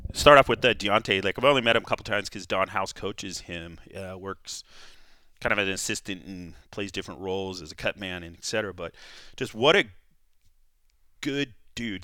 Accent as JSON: {"language": "English", "region": "California", "country": "United States", "tie": "born or raised there", "said": "I grew up in California, wrestled in California"}